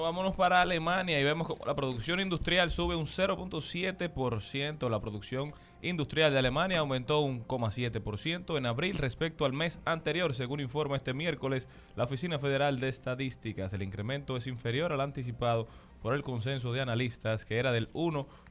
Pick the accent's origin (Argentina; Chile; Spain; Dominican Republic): Dominican Republic